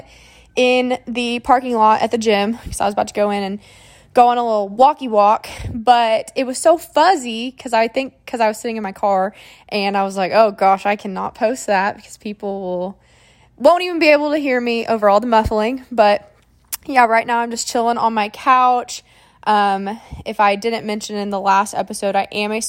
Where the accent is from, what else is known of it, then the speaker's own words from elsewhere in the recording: Moore, Oklahoma, United States; I'm from Moore, so this school is about 20 minutes away